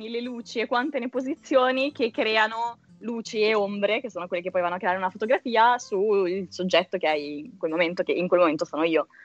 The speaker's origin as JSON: {"language": "Italian", "town": "Milan", "region": "Lombardy", "country": "Italy", "moved": "as an adult", "lives_now": "Rome, Italy", "said": "ho 25 anni, sono di Milano nel caso non si fosse sentito dall'accento, eh, ma vivo a Roma da quasi un anno, da quando è iniziato il lockdown sostanzialmente."}